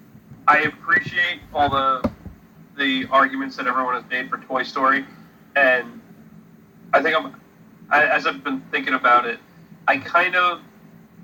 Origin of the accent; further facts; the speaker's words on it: Long Island, New York, United States; growing up on Long Island and spending plenty of time going into New York City